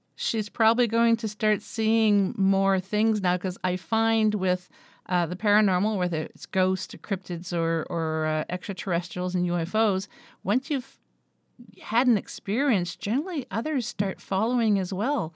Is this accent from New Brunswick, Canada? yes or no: yes; Moncton, New Brunswick, Canada; moved away; back in my hometown in New Brunswick on the east coast of Canada, um, in Moncton